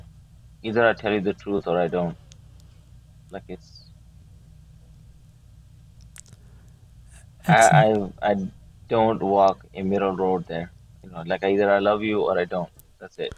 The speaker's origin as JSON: {"language": "English", "region": "Maryland", "country": "United States", "tie": "born or raised there", "also_born_or_lived": "India", "said": "Grew up here in Maryland"}